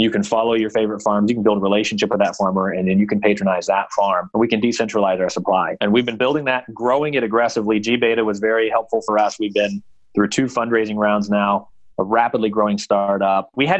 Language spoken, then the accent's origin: English; Rushville, Indiana, United States; Rushville, Indiana. It's a little mapped out on 26 between Kokomo and Lafayette.